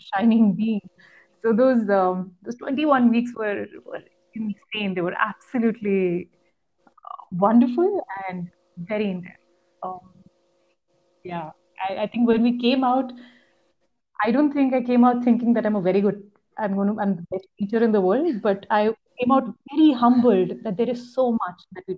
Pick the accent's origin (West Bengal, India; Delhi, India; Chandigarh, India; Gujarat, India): Chandigarh, India; moved away; I'm actually from Chandigarh. Come back to meet my parents